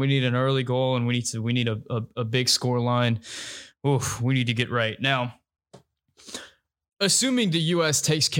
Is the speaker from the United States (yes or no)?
yes; Louisiana, United States; Yeah, I'm from Louisiana.